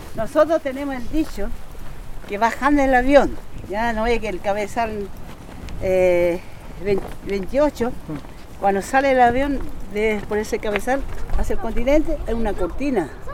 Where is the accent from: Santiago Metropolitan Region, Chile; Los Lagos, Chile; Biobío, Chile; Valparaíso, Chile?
Valparaíso, Chile; Easter Island